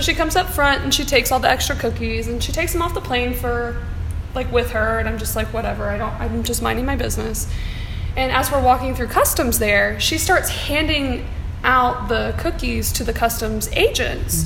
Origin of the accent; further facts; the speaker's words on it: Atlanta, Georgia, United States; moved away as an adult; now in Miami, United States; I'm from Atlanta originally